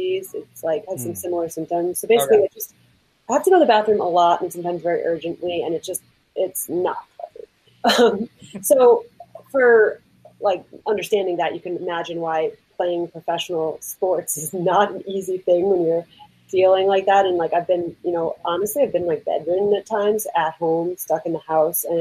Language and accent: English; New Jersey, United States; I'm from North Jersey originally